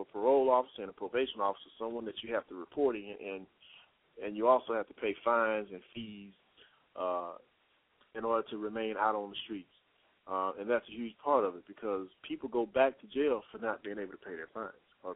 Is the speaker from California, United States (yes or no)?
no; Texas, United States; now in Atlanta, United States; I'm from Texas. I'm living in the Georgia area, Atlanta, Georgia area, but I'm from Texas